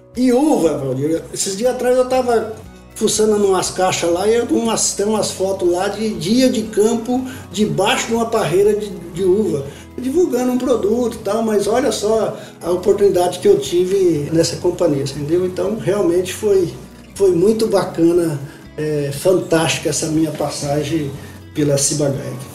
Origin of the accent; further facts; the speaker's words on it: Fernandópolis, São Paulo, Brazil; Então eu sou nascido em Fernandópolis, estado de São Paulo